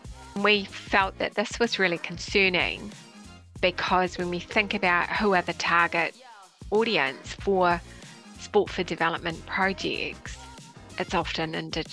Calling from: New Zealand; Well, I'm connecting in today from Aotearoa, New Zealand.

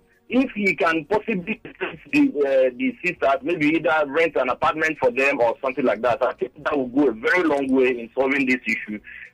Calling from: Lagos, Nigeria; I'm calling from Abraham Adesanya Estate.

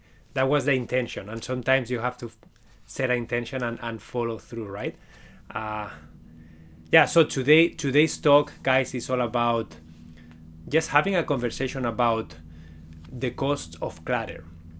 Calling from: Waterloo, Ontario, Canada; I am connecting from Waterloo, Ontario, Canada. It's pretty close to Toronto

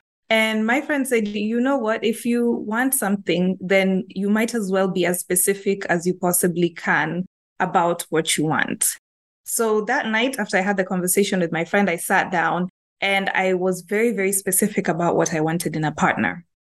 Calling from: Nairobi, Kenya; I'm calling in from Kenya, Nairobi, Kenya, and I'm in the HR profession.

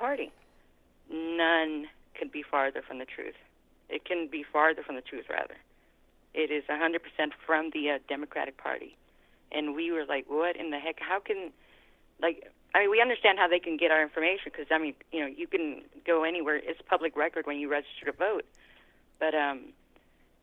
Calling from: California, United States; I'm calling you from California.

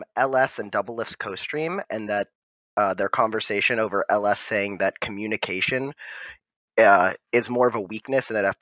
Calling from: Wrightsville, Pennsylvania, United States; Actually, small world. Wrightsville, Pennsylvania, which is about 30 minutes below Harrisburg, and I go to school in Harrisburg.

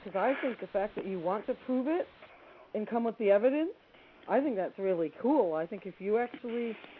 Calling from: Sarasota, Florida, United States; the west coast of Florida.

